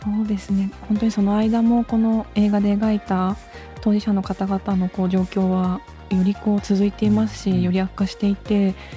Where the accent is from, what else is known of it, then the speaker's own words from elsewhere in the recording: Japan; 私も本当日本で生まれ育ったので